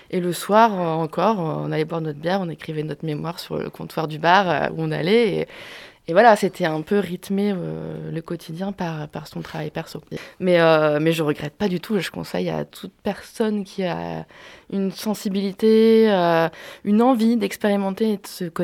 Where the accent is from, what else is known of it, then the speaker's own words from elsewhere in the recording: Rennes, Brittany, France; Je venais de Rennes avant d'aller en Bourgogne. Je voulais rester dans l'Ouest parce que j'avais quand même une attache familiale euh, dans la région, en Anjou. Et, euh, mes parents, ma famille étaient à Rennes